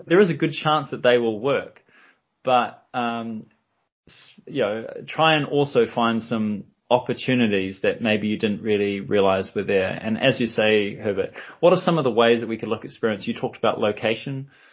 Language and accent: English; New Zealand; I'm from New Zealand